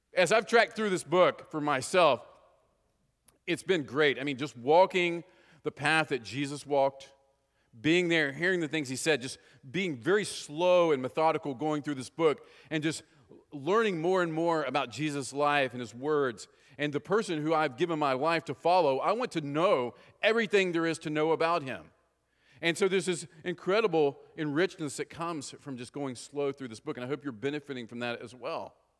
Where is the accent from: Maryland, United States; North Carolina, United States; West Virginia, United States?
West Virginia, United States; moved away; Anybody else born in West Virginia here besides me? No, I think I'm it, all right? So, anyway, uh, it's interesting growing up from West Virginia